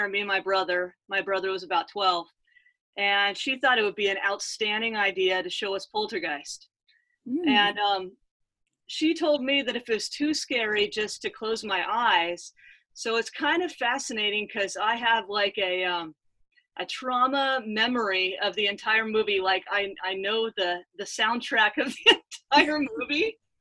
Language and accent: English; Southern California, United States; moved away; also born or lived in Franklin, Tennessee; I grew up in Southern California